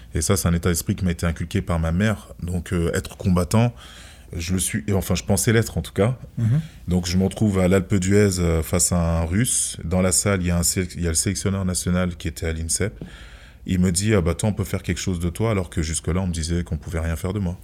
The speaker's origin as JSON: {"language": "French", "country": "France", "tie": "born or raised there", "said": "Je suis né en France"}